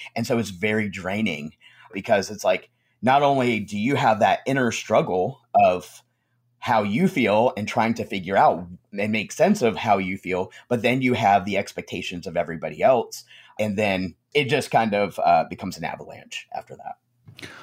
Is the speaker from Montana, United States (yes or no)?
no; Conway, South Carolina, United States; also born or lived in New York; I grew up in the South, um, grew up in Conway, South Carolina